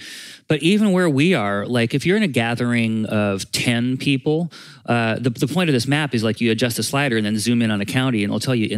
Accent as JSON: {"language": "English", "region": "Vermont", "country": "United States", "said": "So I'm from Vermont"}